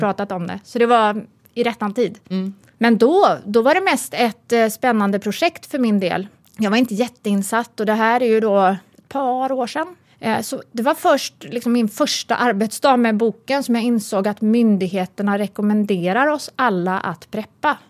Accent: Uddevalla, Västra Götaland, Sweden; moved away; jag är uppvuxen i Uddevalla

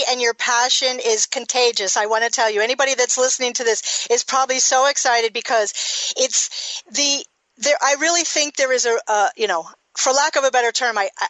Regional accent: Miami, Florida, United States; moved away; I'm from Miami

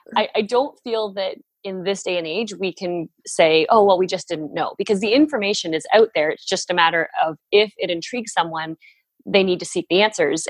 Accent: Barrie, Ontario, Canada; moved away as an adult; also born or lived in New York; we moved back up here and have been living in my hometown for the last. Tw- oh gosh, it's 12 years now

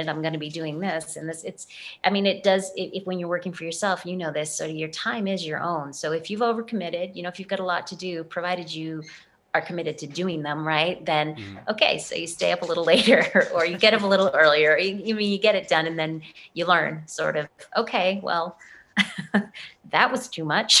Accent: Boston, Massachusetts, United States; moved away; I'm from Boston

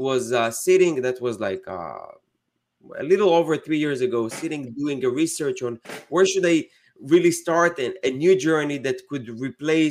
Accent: Israel; moved away as an adult; now in United States; I'm from Israel originally, and I moved to the States 8 years ago

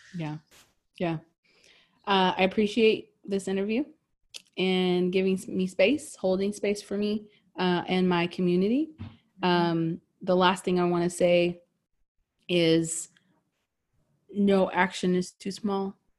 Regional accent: United States; we grew up in America

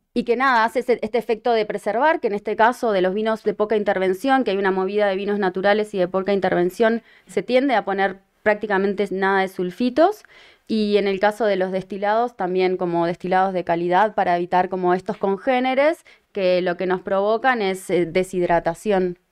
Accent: Uruguay; moved away; Uruguay, de donde soy originaria

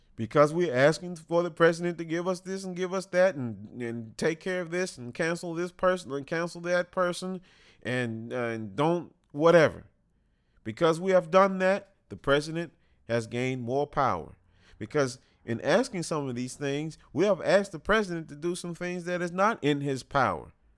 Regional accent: United States

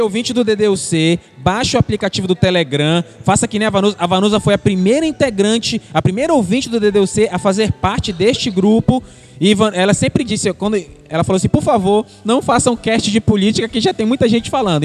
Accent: Brazil; Sou da terra firme. Quando sou da periferia.

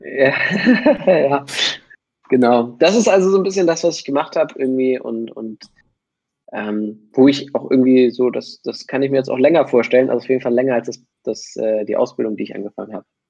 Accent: Hamburg, Germany; ich komme aus Hamburg

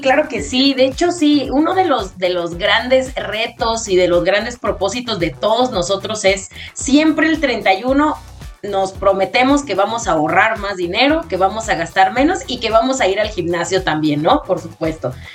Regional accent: Mexico; nosotros utilizamos herramientas que como mexicanos tenemos

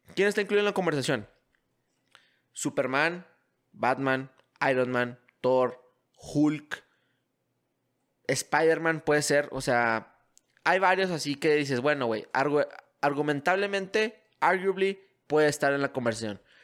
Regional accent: Mexico; mi país

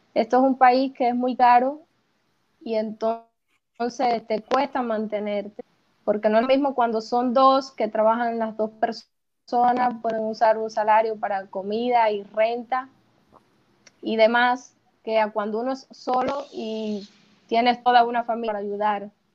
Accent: Cuba; moved away as an adult; now in Uruguay; cuando salí de Cuba y me vine acá, sí, pensaba quedarme acá

